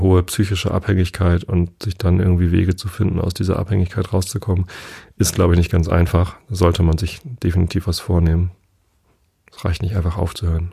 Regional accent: Northern Germany, Germany; als Norddeutscher

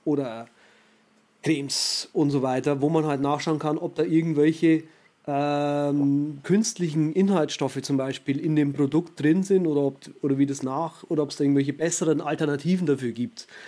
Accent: Germany

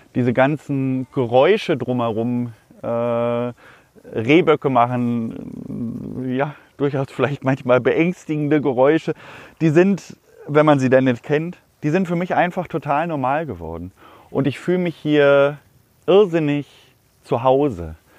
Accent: Hanover, Lower Saxony, Germany; ich komme eigentlich ursprünglich aus der Stadt, aus Hannover. Ich bin komplett in der Stadt groß geworden.

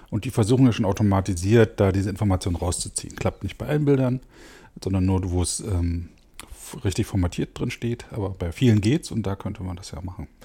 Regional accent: Frankfurt, Brandenburg, Germany; in meine Heimatstadt Frankfurt-Oder in das Naturschutzgebiet Oberes Klingetal zu fahren

